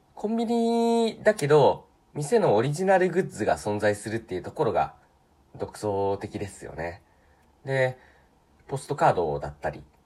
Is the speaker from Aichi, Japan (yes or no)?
yes; Sanen area, Aichi, Japan; moved away; 私愛知県の出身なんですけれど、愛知県でもほぼ静岡と長野の都に囲まれた三円地域って呼ばれるような、本当、愛知県でも特に山奥から出てきた人間